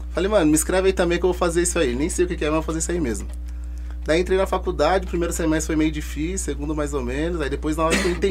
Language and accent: Portuguese; São Paulo, Brazil; Como eu já falei, eu sou do bairro do Jardim Varginha, né?